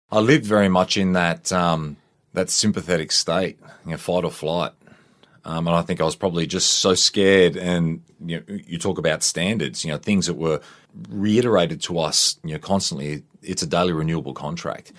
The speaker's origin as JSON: {"language": "English", "region": "Queensland", "country": "Australia", "tie": "born or raised there", "said": "I grew up in Queensland, a youngster."}